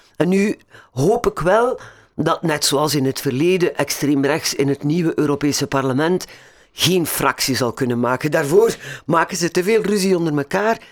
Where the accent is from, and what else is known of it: Belgium